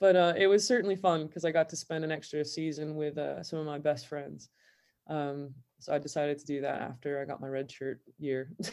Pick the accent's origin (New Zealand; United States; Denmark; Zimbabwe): United States; Southern California; now in Manchester, United Kingdom; I grew up in an English household in Southern California